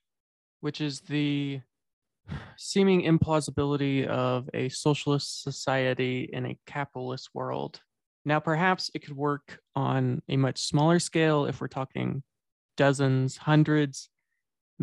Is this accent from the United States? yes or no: yes; United States; as American